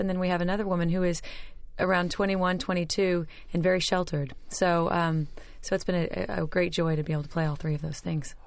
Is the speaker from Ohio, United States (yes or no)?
no; Oklahoma, United States; I'm from Oklahoma